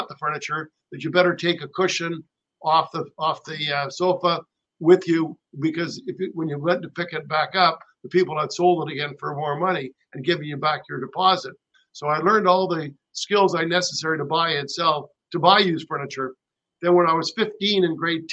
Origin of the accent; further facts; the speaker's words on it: Canada; also born or lived in Rancho Mirage, California; as a Canadian